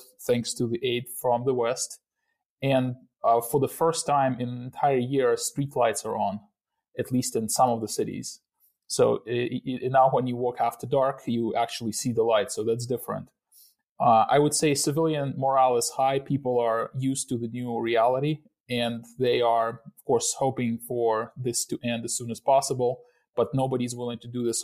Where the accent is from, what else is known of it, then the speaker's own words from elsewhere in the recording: Ukraine; moved away; I myself came back to my hometown